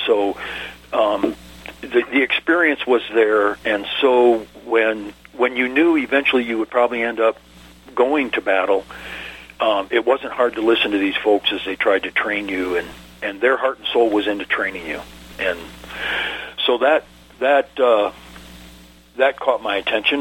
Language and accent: English; Ann Arbor, Michigan, United States; moved away as an adult; I was born and raised in Ann Arbor, Michigan